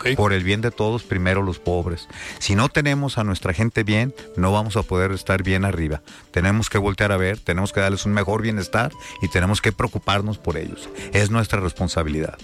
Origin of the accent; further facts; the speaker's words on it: Mexico; todos los mexicanos